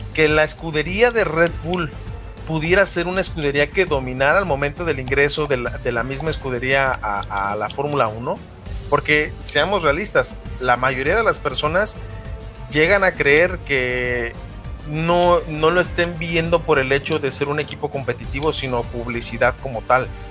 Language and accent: Spanish; Guadalajara, Jalisco, Mexico; mi natal eh, Guadalajara, Jalisco